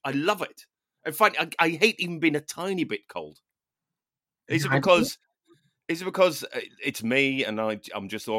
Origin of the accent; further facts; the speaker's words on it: Ireland; I mean, you know, I'm Irish, therefore, you know, got some Viking in there, right?